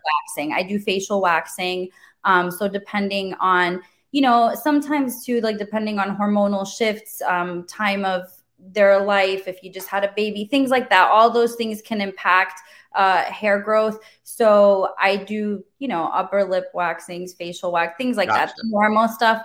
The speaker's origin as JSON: {"language": "English", "country": "Germany", "tie": "born or raised there", "moved": "yes", "lives_now": "Wesley Chapel, United States", "said": "my mom was actually an esthetician growing up in Germany. I'm from Germany originally"}